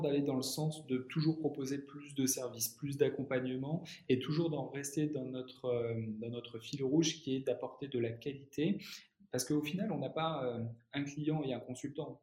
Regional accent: Reims, Grand Est, France; moved away as an adult; also born or lived in United States; now in Paris, France; je suis rémois euh, à la base

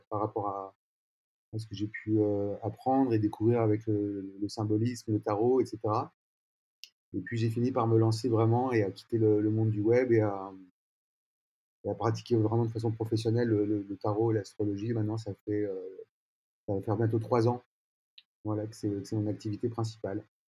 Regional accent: Paris, Île-de-France, France; je suis né à Paris, je vis toujours à Paris pour l'instant

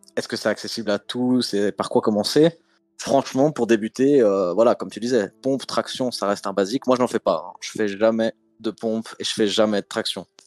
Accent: Switzerland; Moi je viens quand même de Suisse, comme mon Instagram …. Mes racines sont en Suisse

